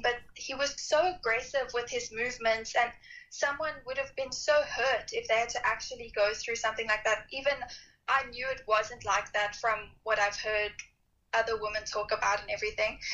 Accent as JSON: {"language": "English", "country": "South Africa", "said": "I'm from South Africa."}